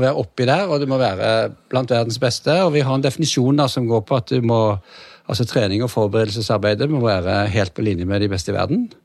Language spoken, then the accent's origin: Norwegian; Stavanger, Rogaland, Norway; jeg er uh, født og oppvokst i Stavanger, som er Norges svar på San Diego.